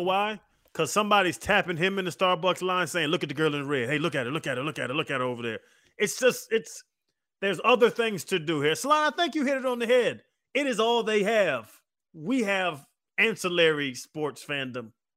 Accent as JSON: {"language": "English", "town": "Miami", "region": "Florida", "country": "United States", "said": "we're from Miami"}